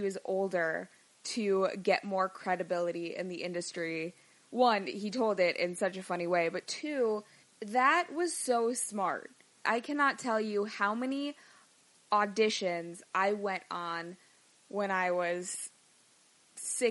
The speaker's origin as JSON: {"language": "English", "town": "Chicago", "region": "Illinois", "country": "United States", "tie": "born or raised there", "moved": "yes", "said": "I grew up in Chicago, spent the majority of my life there"}